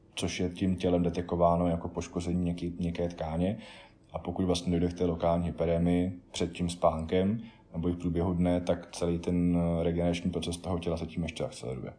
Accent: South Bohemian Region, Czechia; z dětství v Jižních Čechách

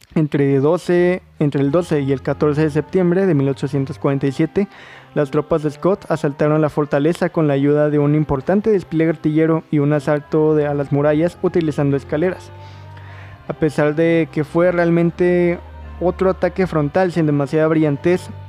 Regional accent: Mexico; nuestra historia como mexicanos

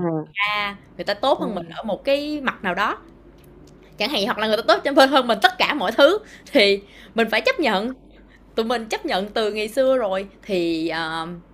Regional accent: Ho Chi Minh City, Vietnam; tôi ở thành phố Hồ Chí Minh

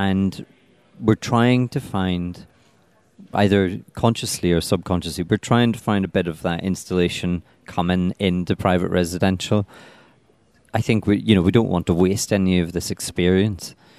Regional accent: Belfast, Northern Ireland, United Kingdom; moved away as an adult; also born or lived in Dundee; now in London, United Kingdom; I come from Belfast

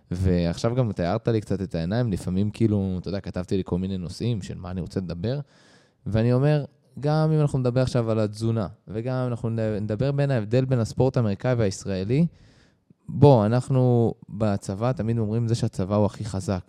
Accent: Israel

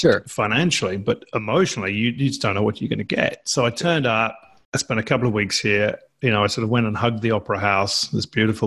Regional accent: England, United Kingdom; moved away as an adult; now in Australia; because I'm English, I was born in England, lived there for 30, even the first 30 years of my life

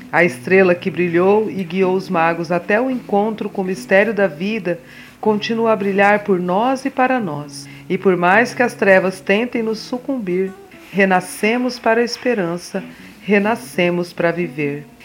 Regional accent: Mato Grosso do Sul, Brazil; also born or lived in São Paulo; Nascida em São Paulo, por acaso, mas criada em criada, educada e, e vivida em Mato Grosso do Sul, centro-oeste brasileiro, hoje na, morando em Dourados

